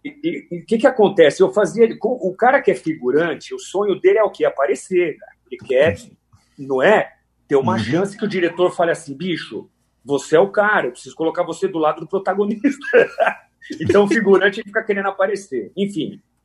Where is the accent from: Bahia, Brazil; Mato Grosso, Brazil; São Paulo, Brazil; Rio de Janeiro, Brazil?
São Paulo, Brazil; also born or lived in Araraquara, São Paulo; eu sou natural de São Paulo, é, nasci em São Paulo e ainda muito novo eu mudei para Araraquara